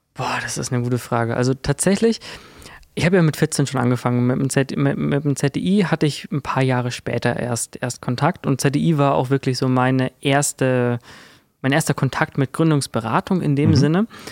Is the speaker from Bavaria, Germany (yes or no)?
yes; Kirchheim, Bavaria, Germany; ich komme ja aus Kirchheim, also Kirchheim bei Würzburg